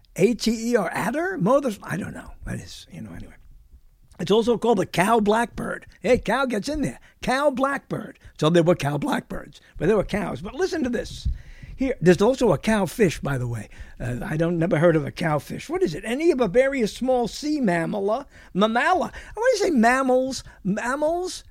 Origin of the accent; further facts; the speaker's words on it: New York City, New York, United States; I was born in the bedroom of New York, which is what they called Brooklyn, New York